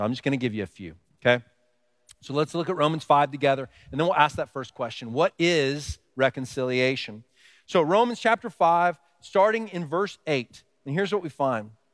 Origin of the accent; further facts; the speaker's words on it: Texas, United States; now in Pennsylvania, United States; I grew up in Texas